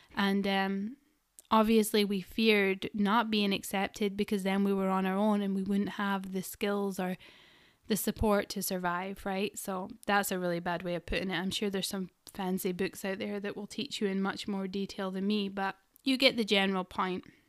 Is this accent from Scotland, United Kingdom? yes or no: yes; Scotland, United Kingdom; I'm Scottish. We roll our R's